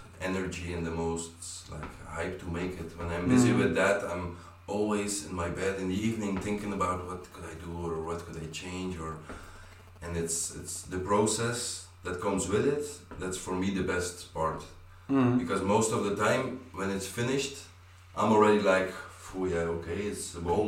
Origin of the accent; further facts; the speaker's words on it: Belgium; I grew up in Belgium